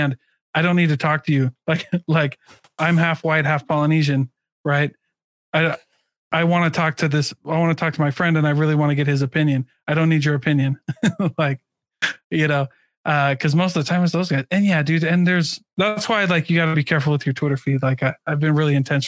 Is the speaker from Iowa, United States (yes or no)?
yes; Iowa, United States; moved away; I grew up in Iowa